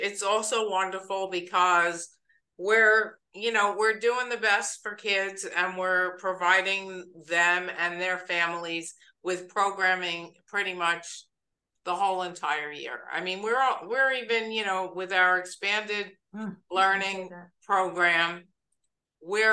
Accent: East Coast, United States; moved away; I'm from the East Coast

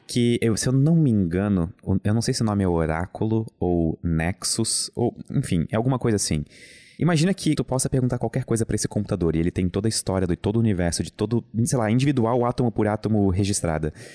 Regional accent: Brusque, Santa Catarina, Brazil; eu venho de Brusque

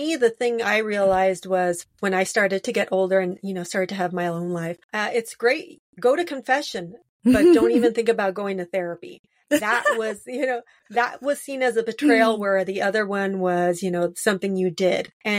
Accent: Los Angeles, California, United States; Well, I was born in Lincoln Heights, and then that was like on the edge of East LA. And then we moved a little further northeast to Cypress Park.

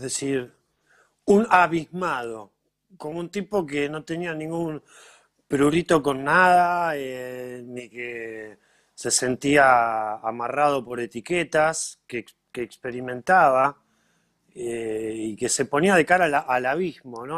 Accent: Villa Gesell, Buenos Aires Province, Argentina; los dos somos de Gessel

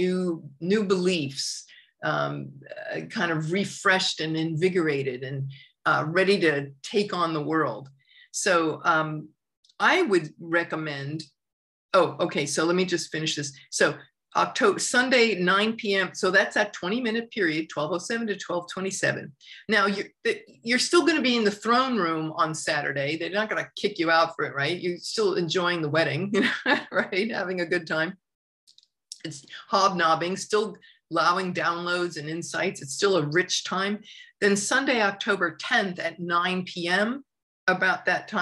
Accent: suburbs of Long Island, New York, United States; moved away; I grew up in New York, in the culture of New York and in the suburbs of Long Island.

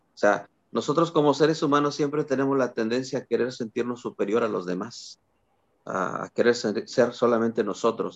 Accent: Matehuala, San Luis Potosí, Mexico; cuando yo era niño, recuerdo, tenía seis años, algo así. Eh, iba al kiosquito ahí en mi pueblo, en Matehuala

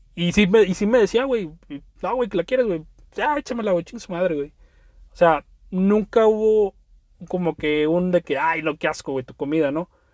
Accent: Veracruz, Mexico; also born or lived in Poza Rica; Veracruz, la zona de donde soy

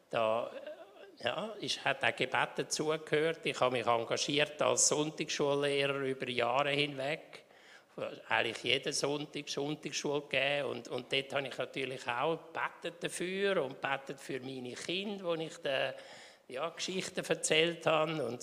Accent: Winterthur, Zurich, Switzerland; Ja, also ich bin in Winterthur aufgewachsen und äh, jetzt sind wir im Deutweg in die reformierte Kirche gegangen.

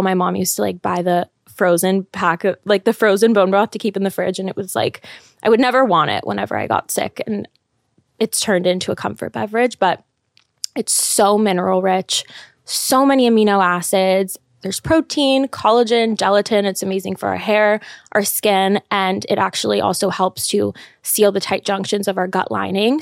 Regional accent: Los Angeles, California, United States; moved away as an adult; I grew up in L A. I lived there my whole life, went to college there.

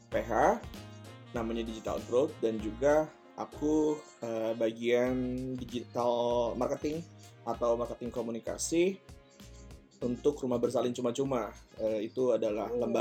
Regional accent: Kuningan, West Java, Indonesia; aku asli dari Kuningan besar di Kuningan lahiran 98 umur 23

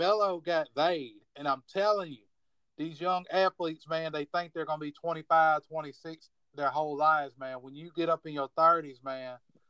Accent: Virginia, United States; born or raised there

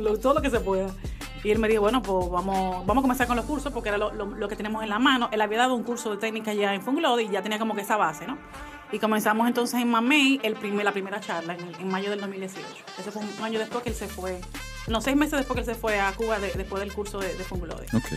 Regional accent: Dominican Republic; como buena dominicana

